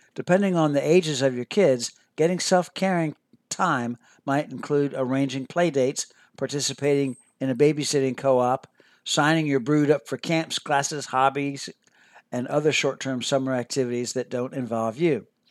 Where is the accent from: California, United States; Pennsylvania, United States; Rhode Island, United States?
Pennsylvania, United States; Philadelphia; I grew up near Philadelphia, Pennsylvania